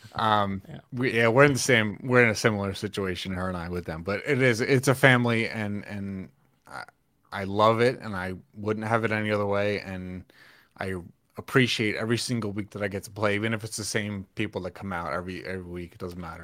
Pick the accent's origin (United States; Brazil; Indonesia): United States; New York; also born or lived in Pennsylvania / Atlanta; now in Mount Holly, United States; I I'm from New York originally